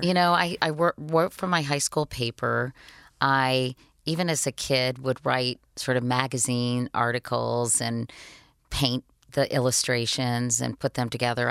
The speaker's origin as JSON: {"language": "English", "town": "Arlington", "region": "Virginia", "country": "United States", "tie": "born or raised there", "said": "I grew up in Arlington, Virginia, right outside of Washington, D C, so really a suburb of D C"}